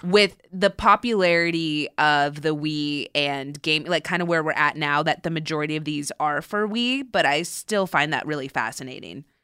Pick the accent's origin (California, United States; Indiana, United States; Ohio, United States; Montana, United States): California, United States; Southern; I grew up in Southern California